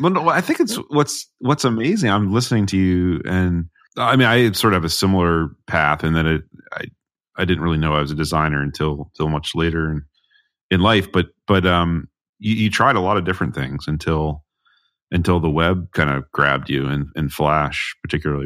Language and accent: English; New England, United States; as an American, someone that's grown up in New England